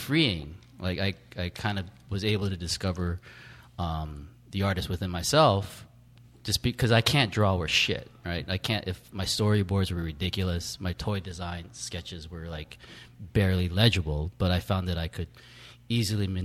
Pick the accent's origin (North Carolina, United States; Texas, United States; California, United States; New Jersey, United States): California, United States; Bay Area; I'm from the Bay Area